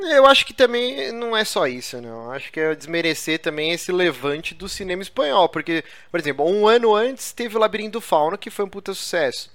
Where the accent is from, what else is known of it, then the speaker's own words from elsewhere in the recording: Brazil; eu não sou espanhol, cara, eu sou brasileiro